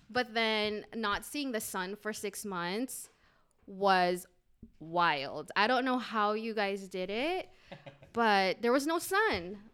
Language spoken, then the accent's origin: English; Guam; moved away; also born or lived in Philippines / Alhambra, California / Indianapolis, Indiana; I'm originally from Guam, but I was, um, I was born in the Philippines and then raised in Guam.